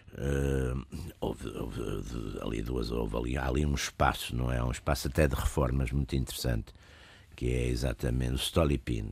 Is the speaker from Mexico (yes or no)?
no; Porto, Norte, Portugal; eu sou do Porto e sou, nasci nos anos, final dos anos 40, e vivi, portanto, a minha infância nos anos 50